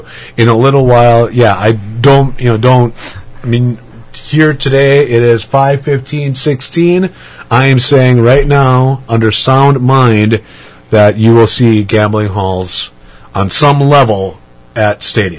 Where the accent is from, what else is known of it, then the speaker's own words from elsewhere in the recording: Manitowoc, Wisconsin, United States; now in Madison, United States; About 45 minutes south of Green Bay in a town called Manitowoc.